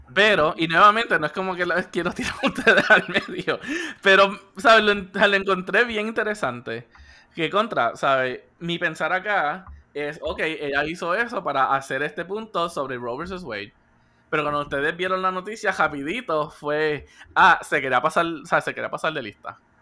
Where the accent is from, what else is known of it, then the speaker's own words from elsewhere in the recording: Puerto Rico; somos puertorriqueños